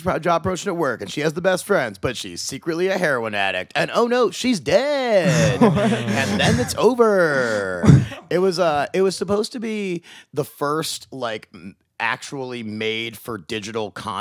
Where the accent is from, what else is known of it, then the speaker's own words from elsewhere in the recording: Lutherville-Timonium, Maryland, United States; moved away as an adult; also born or lived in Pittsburgh / Los Angeles; I grew up right here, actually. I grew up in Lutherville, Timonium